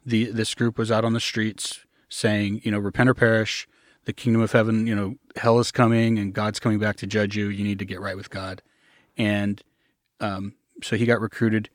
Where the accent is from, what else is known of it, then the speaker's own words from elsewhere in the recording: Arkansas, United States; I grew up in a, I usually call it a commune first, a commune in Arkansas